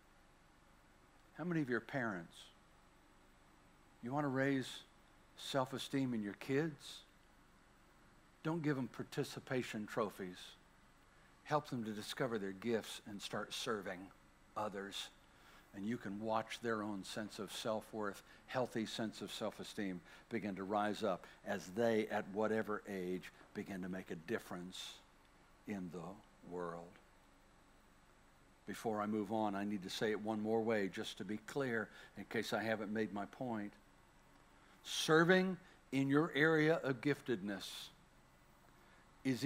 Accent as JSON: {"language": "English", "town": "Bladenboro", "region": "North Carolina", "country": "United States", "tie": "born or raised there", "moved": "yes", "said": "I'm a kid from Bladenboro, North Carolina, little town smaller than this church"}